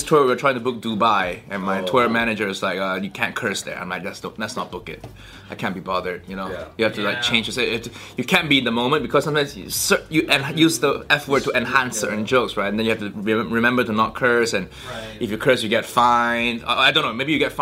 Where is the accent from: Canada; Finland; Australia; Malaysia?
Malaysia; moved away as an adult; also born or lived in Chicago, United States; now in London, United Kingdom; I grew up in Malaysia, everybody looked like me